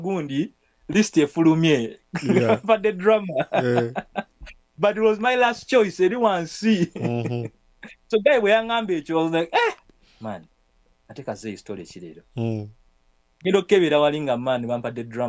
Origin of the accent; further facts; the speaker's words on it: Kampala, Central Region, Uganda; I'm from Luzira